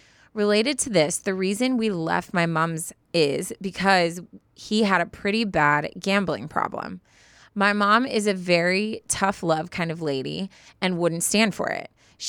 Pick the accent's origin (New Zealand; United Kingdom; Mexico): United Kingdom; London; We're both from London. That's where we met.